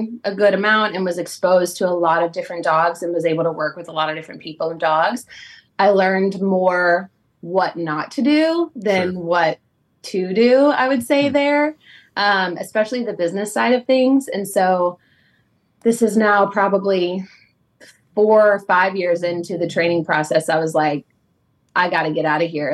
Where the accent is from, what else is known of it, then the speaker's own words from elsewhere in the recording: Westerville, Ohio, United States; moved away as an adult; also born or lived in West Virginia; now in Greensboro, United States; raised in Ohio, Columbus area